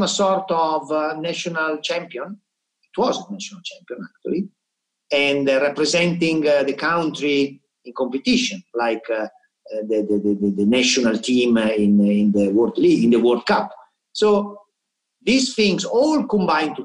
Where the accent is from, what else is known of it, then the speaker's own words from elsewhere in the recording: Milan, Lombardy, Italy; English is a second language; moved away; I'm from Milan